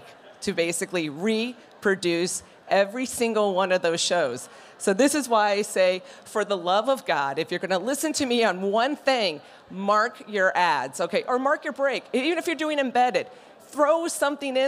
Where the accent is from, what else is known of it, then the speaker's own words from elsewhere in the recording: Denver, Colorado, United States; I'm from Denver